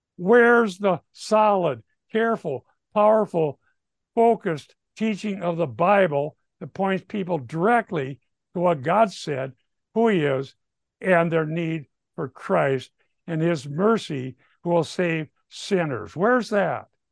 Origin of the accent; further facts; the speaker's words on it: Minnesota, United States; I'm from Minnesota